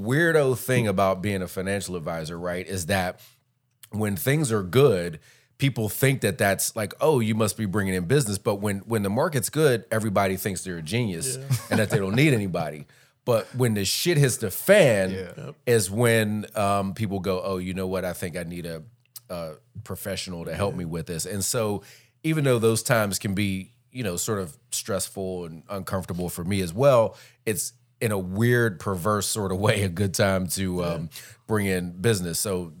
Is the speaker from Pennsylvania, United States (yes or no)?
yes; Pittsburgh, Pennsylvania, United States; I'm actually originally from Pittsburgh.